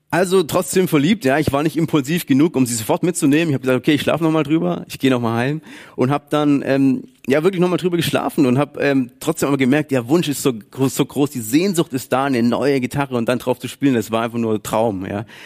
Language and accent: German; Baden-Württemberg, Germany; dass ich das Geld anders investiere oder verwende oder spare als Schwabe